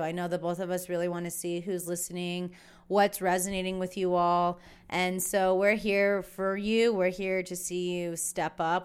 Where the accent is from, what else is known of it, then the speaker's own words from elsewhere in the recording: San Diego, California, United States; my roots are so in the desert, but also very San Diego